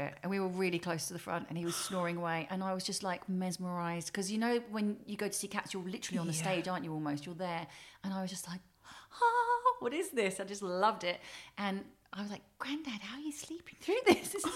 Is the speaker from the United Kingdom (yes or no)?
yes; Welwyn Garden City, East of England, United Kingdom; also born or lived in Harlow / Camden, London; I was born in Harlow because my nan and granddad lived in Sawbridgeworth. And so we were living with them whilst I was in her tummy. And then straight after I was born, we were there for a couple of weeks or a month. And then we moved to Welwyn Garden City in Hertfordshire